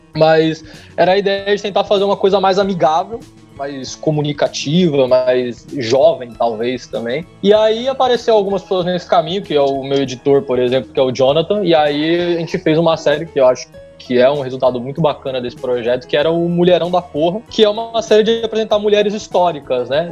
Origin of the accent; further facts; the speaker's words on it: São Bernardo do Campo, São Paulo, Brazil; moved away as an adult; now in Rio de Janeiro, Brazil; o sotaque talvez não tenha entregado ainda, mas eu sou de São Paulo, especificamente de São Bernardo.